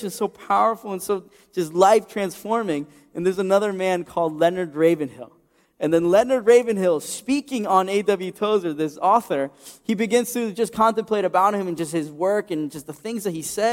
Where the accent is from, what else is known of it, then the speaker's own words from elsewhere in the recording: Ecuador; moved away; my home country of Ecuador